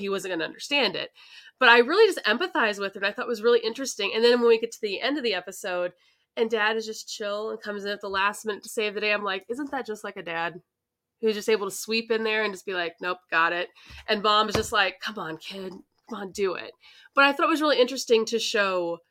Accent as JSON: {"language": "English", "town": "St. Louis", "region": "Missouri", "country": "United States", "tie": "born or raised there", "said": "I grew up in the St. Louis area."}